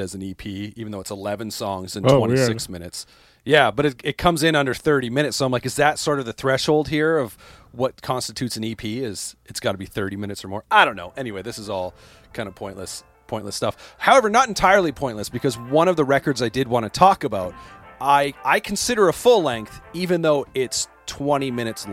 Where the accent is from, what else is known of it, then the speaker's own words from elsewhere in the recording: Canada; as a Canadian